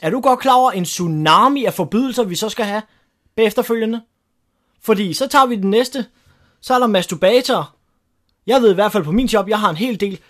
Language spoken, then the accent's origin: Danish; Denmark; det, der gør mig stolt som dansker